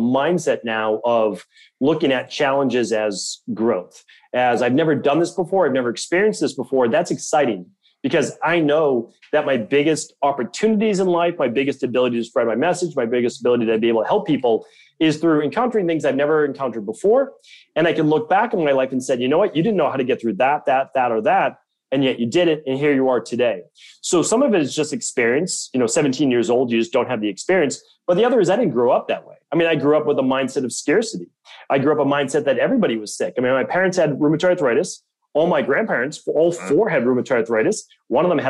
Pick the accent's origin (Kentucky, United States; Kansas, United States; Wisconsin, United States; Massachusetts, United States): Massachusetts, United States; Medford; I grew up in Medford, Massachusetts